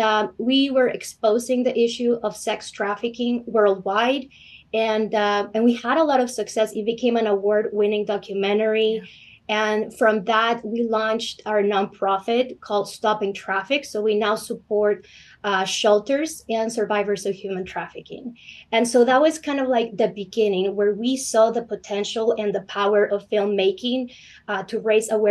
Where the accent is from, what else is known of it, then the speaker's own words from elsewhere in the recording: Houston, Texas, United States; moved away; I grew up in Houston.